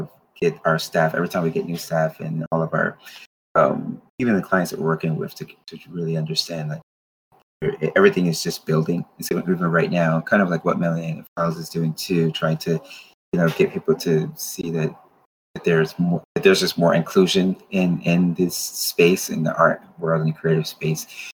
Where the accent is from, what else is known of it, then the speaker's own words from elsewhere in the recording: Paterson, New Jersey, United States; I was born on the East Coast, but then the college that I went to was in the West Coast of California. So San Francisco is totally different than my home. Patterson, New Jersey. I always give a shout out to Patterson.